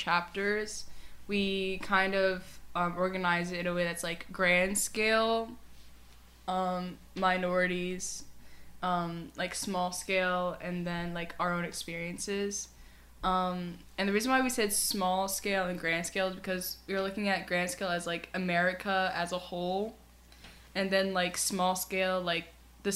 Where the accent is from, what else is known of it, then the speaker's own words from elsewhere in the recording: United States; our country is very unified. A lot of, we see ourselves as American